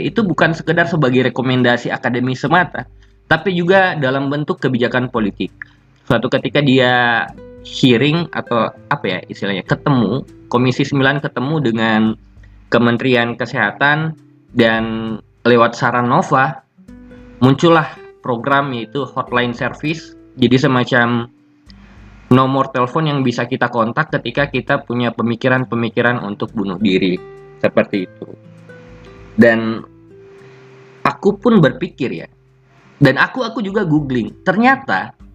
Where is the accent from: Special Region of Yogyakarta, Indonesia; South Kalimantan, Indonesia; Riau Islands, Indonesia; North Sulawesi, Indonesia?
North Sulawesi, Indonesia; Bolaang Mongondow Raya; Daerahku sendiri, B M R, Bulangmung Doraya